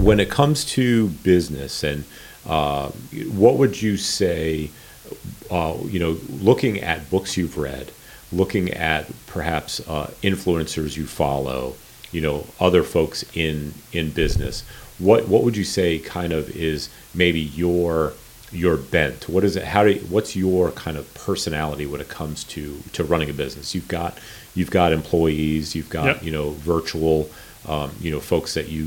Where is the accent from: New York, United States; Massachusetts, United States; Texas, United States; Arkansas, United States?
New York, United States; Shirley; raised in South Shirley, and then our biggest move was to North Shirley